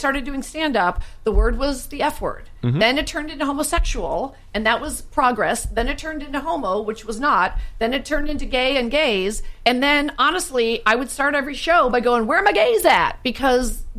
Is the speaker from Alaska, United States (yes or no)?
no; California, United States; accent: American; as a Californian